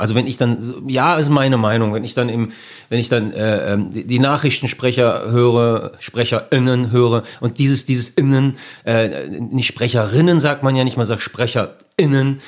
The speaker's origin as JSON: {"language": "German", "town": "Bielefeld", "region": "North Rhine-Westphalia", "country": "Germany", "tie": "born or raised there", "said": "ich bin ja hier geboren, ich bin hier aufgewachsen"}